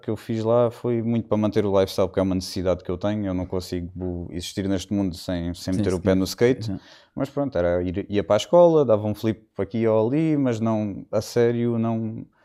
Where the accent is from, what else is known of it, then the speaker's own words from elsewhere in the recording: Algarve, Portugal; also born or lived in London; De tudo, acima de tudo, sou algarvio.